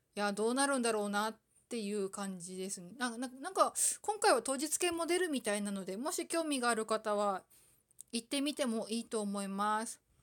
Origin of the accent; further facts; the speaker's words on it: Aomori, Japan; 青森県生まれだけど